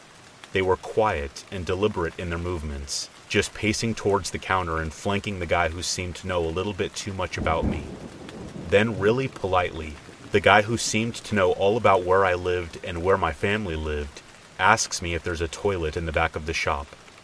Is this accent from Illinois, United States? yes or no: yes; Illinois, United States; Since we're from Illinois, the popular destination of Bachelor's Grove Cemetery immediately came to mind, and it was settled upon.